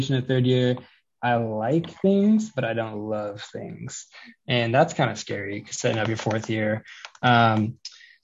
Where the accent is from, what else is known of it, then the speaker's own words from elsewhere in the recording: Colorado, United States; I'm from Colorado